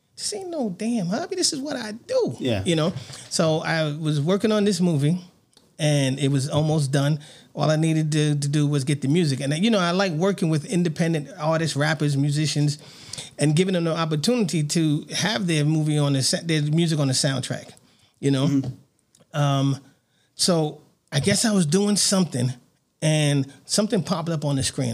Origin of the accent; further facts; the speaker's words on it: New York City, New York, United States; now in Las Vegas, United States; I grew up on Bathgate Avenue.